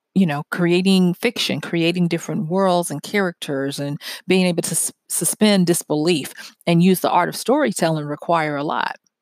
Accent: the South, United States; growing up in the South and church and all of that kinda stuff

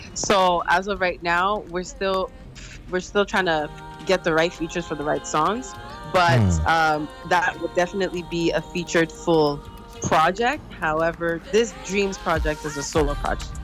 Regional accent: Montreal, Quebec, Canada; I was born in Canada in Montreal um, and raised here my entire life.

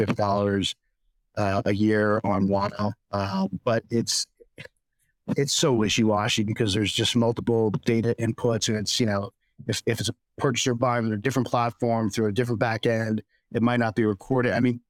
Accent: Texas, United States; And we said, oh, we're from Texas. We eat jalapenos.

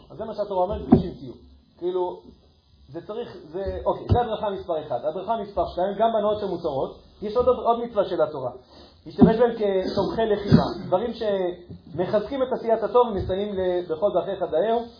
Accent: Ashkelon, Southern District, Israel; אני גדלתי באשקלון

